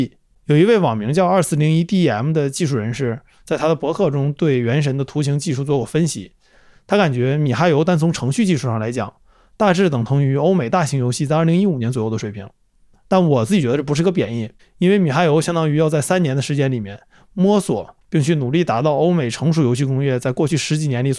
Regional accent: Northeast China, China; 就用我们东北话说是一个非常虎的事儿

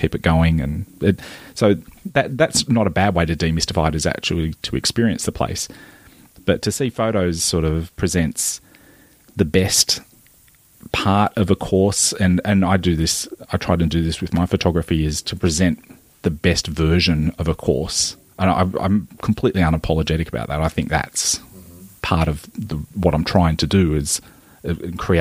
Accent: Maitland, New South Wales, Australia; growing up in Maitland, in the Hunter Valley of New South Wales

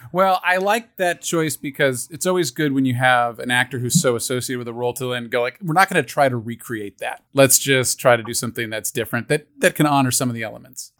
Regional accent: Los Angeles, California, United States; When I was in elementary school, she had kids in the school, and my fancy Brentwood elementary school

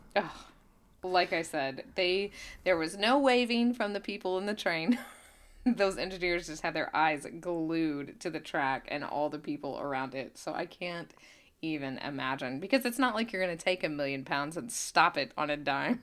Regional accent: Claremore, Oklahoma, United States; my hometown, Claremore

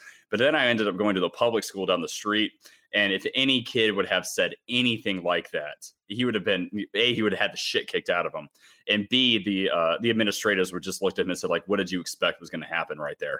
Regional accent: Charlotte, North Carolina, United States; also born or lived in Atlanta; I was born in Atlanta, like, you know, and I grew up in Charlotte

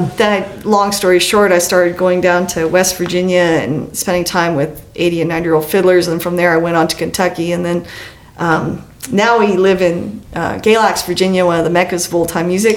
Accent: Western Canada, Canada; I'm from Western Canada

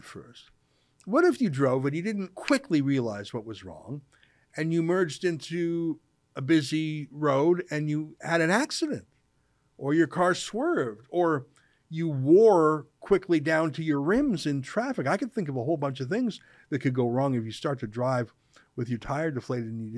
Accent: Canada; I'm a Canadian

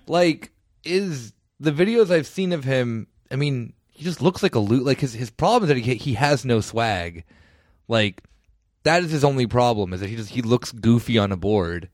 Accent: Italy; moved away; my home country

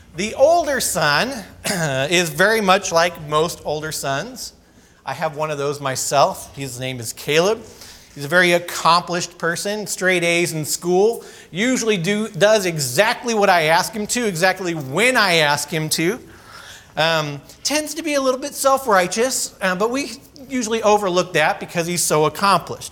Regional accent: California, United States; I grew up in California skateboarding and surfing and all the sort of typical things.

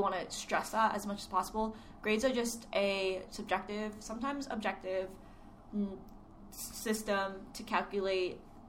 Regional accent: Philippines; I am, exactly, that's what I'm saying.

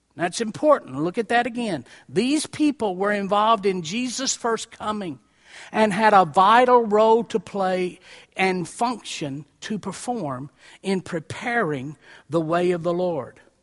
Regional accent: Columbia, Tennessee, United States; I was raised in Columbia, Tennessee

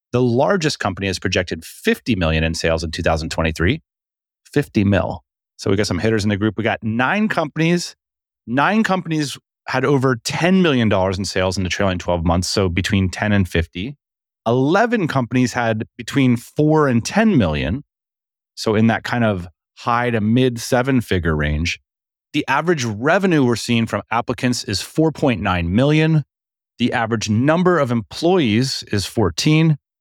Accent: United States; moved away as an adult; also born or lived in Vietnam; I left America in two thousand and eight. I left my home country

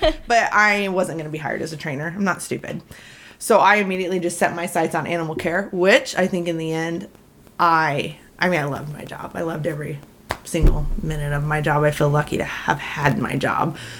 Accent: Ansley, Nebraska, United States; moved away as an adult; also born or lived in Texas; I grew up in Ansley and went to school at Texas A&M

